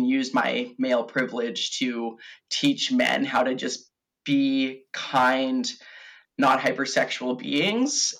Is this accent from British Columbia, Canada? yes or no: yes; Victoria, British Columbia, Canada; I'm born and raised on Vancouver Island in Victoria.